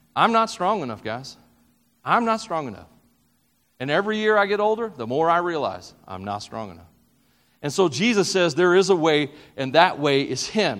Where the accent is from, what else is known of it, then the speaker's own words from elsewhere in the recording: the South, United States; I'm from the South